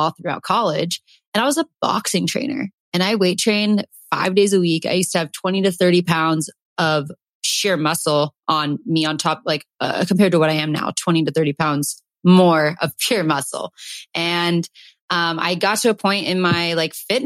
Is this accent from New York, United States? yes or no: no; Calabasas, California, United States; growing up in Calabasas